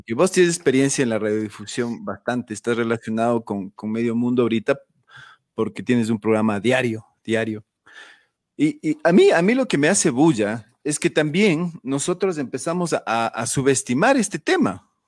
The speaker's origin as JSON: {"language": "Spanish", "country": "Ecuador", "said": "como ecuatorianos eh, asumimos"}